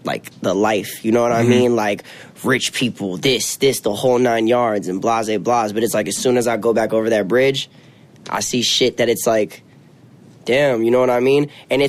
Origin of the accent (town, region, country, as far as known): West Palm Beach, Florida, United States; born or raised there; also born or lived in Bronx, New York